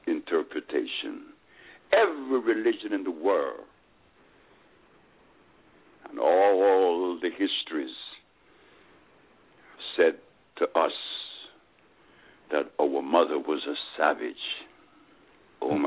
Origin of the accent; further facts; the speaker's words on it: Honduras; I'm from Honduras